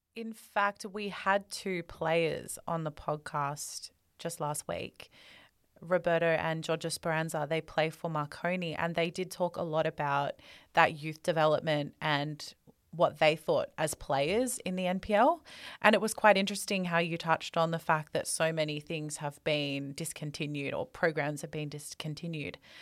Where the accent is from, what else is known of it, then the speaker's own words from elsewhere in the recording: Australia; We're two Australian girls